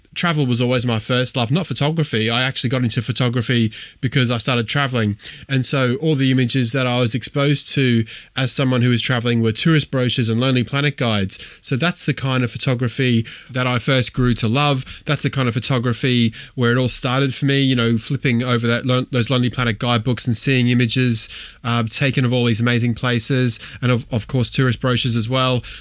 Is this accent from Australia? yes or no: yes; Australia; moved away as an adult; also born or lived in Wolverhampton; I grew up in Australia, born in Australia, grew up in Australia